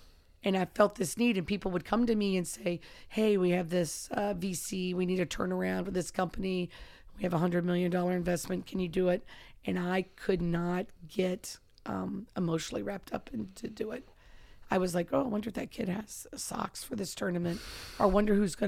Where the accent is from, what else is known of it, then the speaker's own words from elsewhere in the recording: Kentucky, United States; And he's mm-hmm. from my home state and, wow.